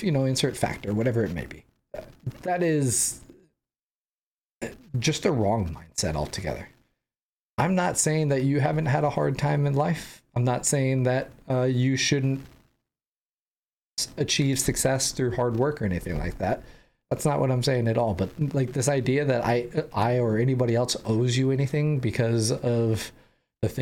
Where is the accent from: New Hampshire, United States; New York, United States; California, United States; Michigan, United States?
California, United States; San Diego; I grew up in San Diego